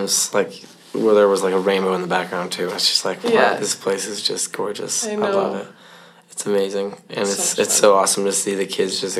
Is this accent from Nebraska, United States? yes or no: yes; Nebraska, United States; I'm from Nebraska.